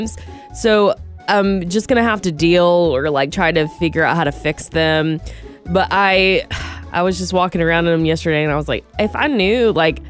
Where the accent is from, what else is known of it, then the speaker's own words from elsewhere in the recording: Georgia, United States; now in Sonoma County, United States; back in Georgia.